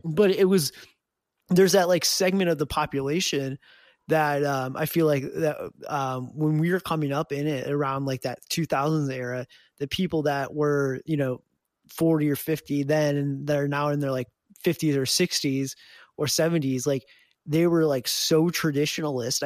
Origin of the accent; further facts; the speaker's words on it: Detroit, Michigan, United States; I grew up in the Detroit area